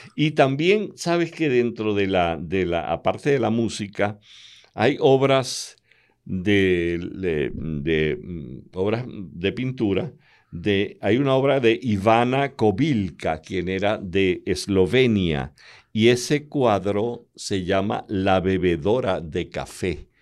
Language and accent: Spanish; Calabozo, Guárico, Venezuela; moved away; allá en mi pueblo, en Calabozo